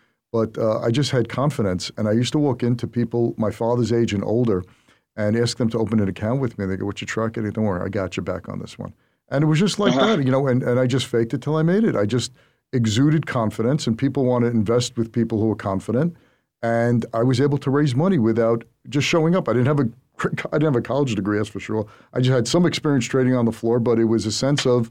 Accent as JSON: {"language": "English", "town": "New York City", "region": "New York", "country": "United States", "tie": "born or raised there", "said": "I grew up in Brooklyn"}